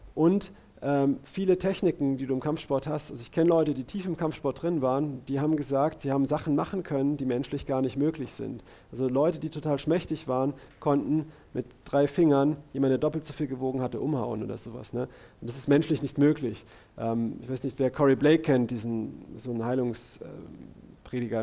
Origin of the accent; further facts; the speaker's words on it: Karlsruhe, Baden-Württemberg, Germany; bei uns in Karlsruhe